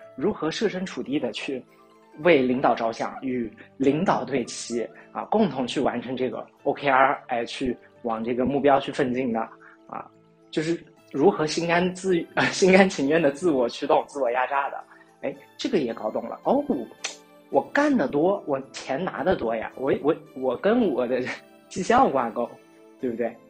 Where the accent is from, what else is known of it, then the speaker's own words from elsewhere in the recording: China; 我们中国人